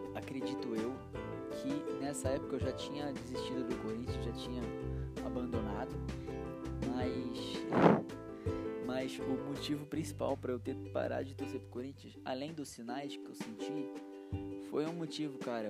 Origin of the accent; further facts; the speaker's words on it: Araraquara, São Paulo, Brazil; Eu sou aqui do interior de São Paulo, Araraquara